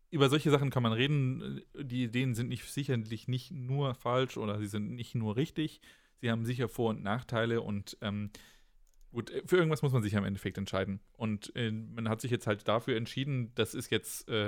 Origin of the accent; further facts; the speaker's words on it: Berlin, Germany; dann, um dann da wegzufliegen als Berliner, ja, da fühlt man sich ja dann